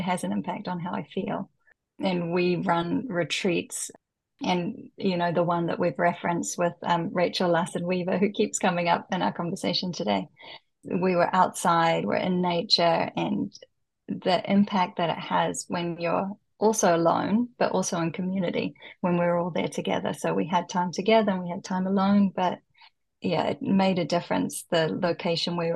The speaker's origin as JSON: {"language": "English", "country": "New Zealand", "tie": "born or raised there", "moved": "as an adult", "lives_now": "Japan", "said": "growing up in New Zealand, though, it's a very outdoorsy culture and you're constantly at the beach"}